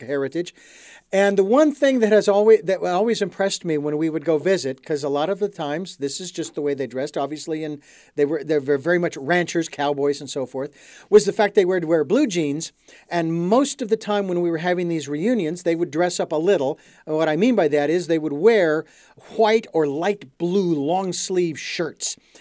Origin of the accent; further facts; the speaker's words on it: Phoenix, Arizona, United States; I was born and raised in Phoenix